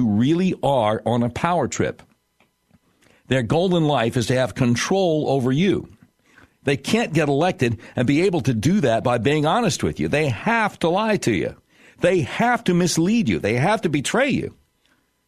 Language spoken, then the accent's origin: English; Charlotte, North Carolina, United States; also born or lived in Panama City, Florida; now in Little Rock, United States; I grew up in Charlotte, North Carolina.